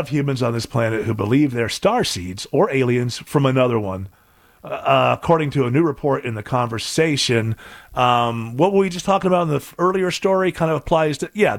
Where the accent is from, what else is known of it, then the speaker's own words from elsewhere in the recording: England, United Kingdom; Well, you know, growing up in England, baseball is just not one of those things.